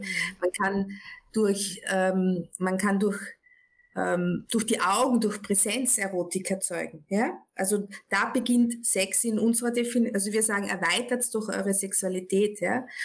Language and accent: German; Austria; ich bin aus Österreich, das hört man relativ schnell jetzt